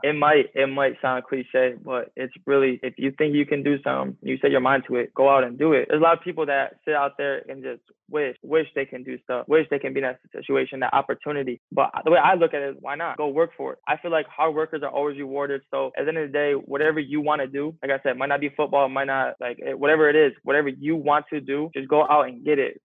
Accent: 40 minutes from Eastern Michigan, United States; It's 40 minutes from my hometown

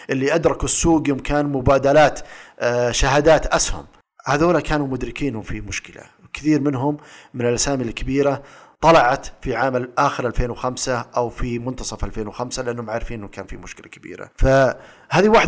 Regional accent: Saudi Arabia; اجيب لك مثال عندنا في السعوديه الريال السعودي مثبت قدام الدولار

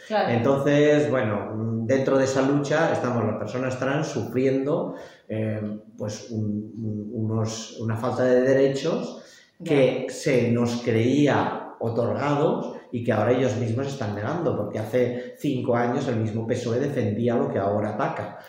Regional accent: Lleida, Catalonia, Spain; now in Barcelona, Spain; soy de Lleida y estoy en contacto con las, con las entidades de allá

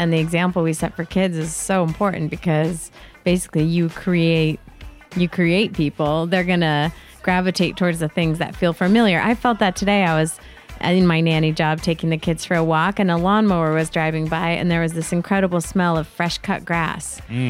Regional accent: Connecticut, United States; moved away; coming from Connecticut

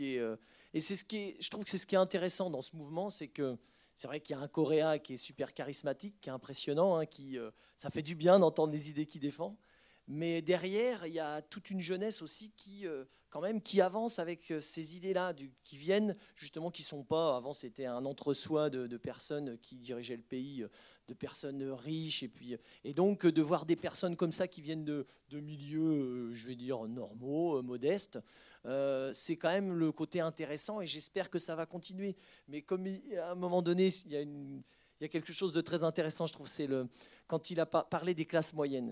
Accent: France; je suis européen, hein, je suis français

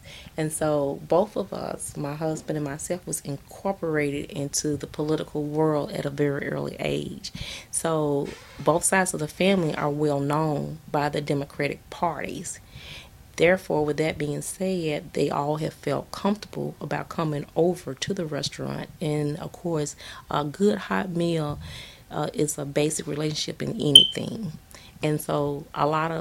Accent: the South, United States; we're from the South

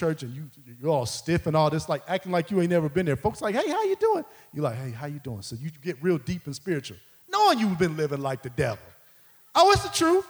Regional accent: Midwest, United States; I grew up in the Midwest

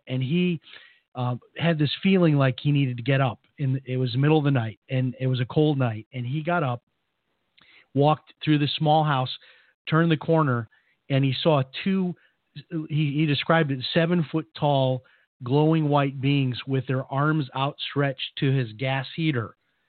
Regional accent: Chicago, Illinois, United States; My grandfather, who was a great spiritual influence on me when I was growing up in Chicago

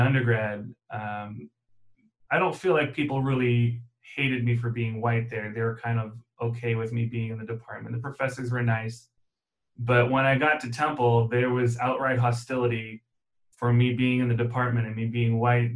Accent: Germany; moved away; I grew up in Germany

